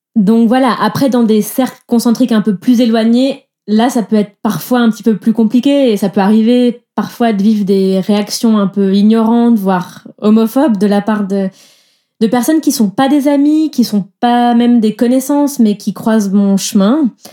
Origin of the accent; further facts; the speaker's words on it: southern France, France; moved away as an adult; now in Switzerland; moi, je viens du sud de la France